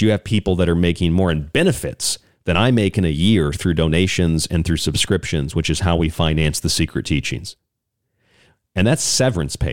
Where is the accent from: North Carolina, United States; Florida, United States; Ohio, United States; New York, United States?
Florida, United States; Tampa; I grew up in Tampa area